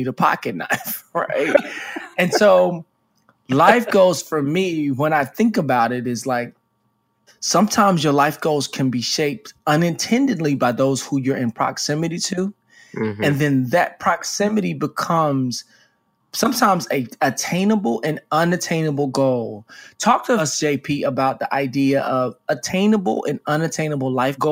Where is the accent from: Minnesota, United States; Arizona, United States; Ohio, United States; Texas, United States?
Texas, United States; Dallas; I was a guy from Dallas, Texas, grew up with starched jeans